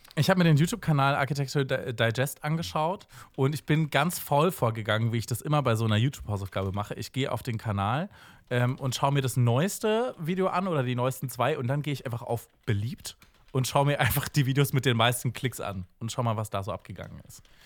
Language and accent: German; Erlangen, Bavaria, Germany; ich komme aus der kleinen Stadt, oder ich glaube, es ist die kleinste Großstadt, Großstadt Bayerns, Erlangen